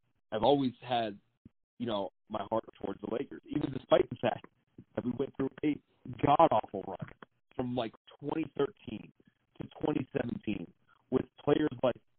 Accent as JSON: {"language": "English", "region": "Connecticut", "country": "United States", "tie": "born or raised there", "said": "I grew up in Connecticut"}